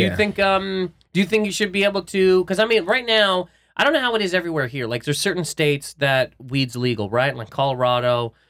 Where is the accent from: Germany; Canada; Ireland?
Canada; Obviously, I'm from Canada.